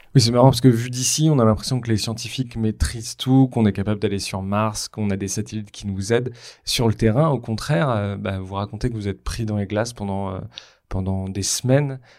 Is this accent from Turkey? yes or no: no; France; en tant que Français